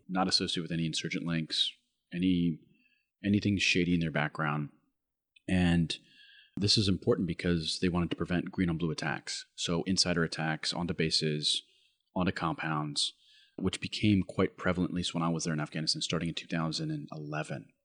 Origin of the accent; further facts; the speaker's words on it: United States; my identity as an American